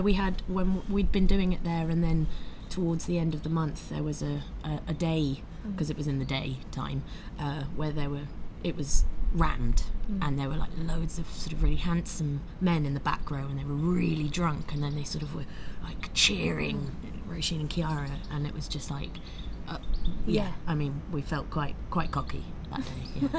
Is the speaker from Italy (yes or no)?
yes; northern Italy, Italy; also born or lived in North London; now in London, United Kingdom; I was born in North London. I grew up in Northern Italy.